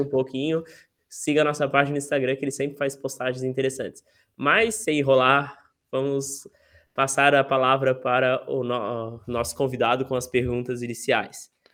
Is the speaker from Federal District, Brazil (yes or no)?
no; Florianópolis, Santa Catarina, Brazil; eu sou de Floripa desde que eu tinha três anos e meio